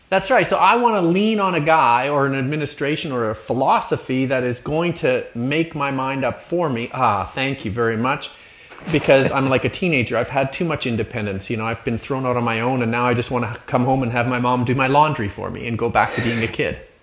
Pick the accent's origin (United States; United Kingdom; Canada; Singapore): Canada; looking at it as a Canadian, as an outsider